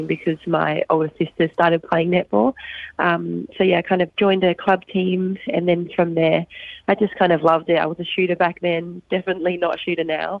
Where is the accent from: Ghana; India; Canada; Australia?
Australia; Logan, Queensland; I am from Brisbane, Queensland, Australia. I grew up in a suburb called Logan. Was born and raised there, still currently living there